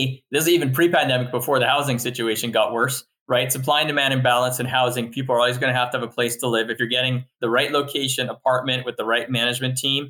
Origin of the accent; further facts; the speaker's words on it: Montreal, Quebec, Canada; now in United States; I'm originally from Montreal and I kind of spent half my life growing up there and then moved here